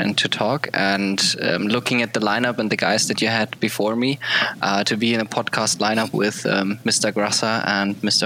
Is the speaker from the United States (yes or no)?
no; Germany; English is a second language; I'm from Germany